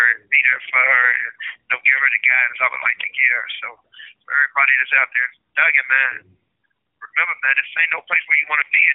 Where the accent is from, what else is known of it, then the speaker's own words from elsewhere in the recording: Cincinnati, Ohio, United States; we don't come from no community where we got good sports programs